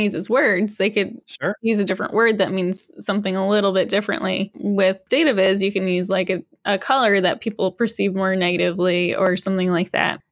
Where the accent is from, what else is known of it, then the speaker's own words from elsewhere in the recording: Massachusetts, United States; also born or lived in Austin, Texas; now in Rochester, United States; I grew up in Massachusetts, but I had spent five years in Austin, Texas